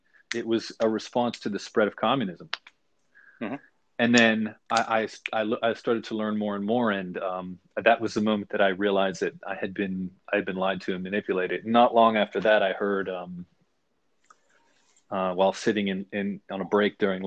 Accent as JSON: {"language": "English", "region": "the South", "country": "United States", "tie": "born or raised there", "said": "I grew up in the South and I was never part of what everybody else was."}